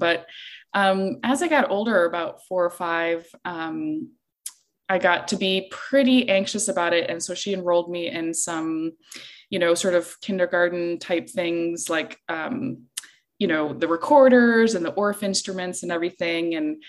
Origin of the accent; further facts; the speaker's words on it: Iceland; moved away; I play the cello, and I'm originally from Iceland.